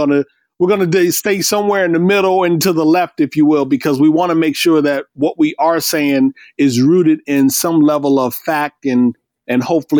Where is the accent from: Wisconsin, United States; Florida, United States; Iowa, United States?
Iowa, United States; I grew up in Iowa